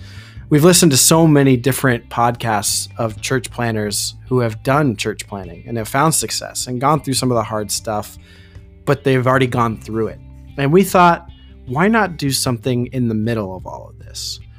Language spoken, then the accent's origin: English; Arizona, United States; also born or lived in Colorado; And we are from Arizona. Little bit about who I am. I grew up in Arizona for the last 15 years. Before that, I lived in Colorado.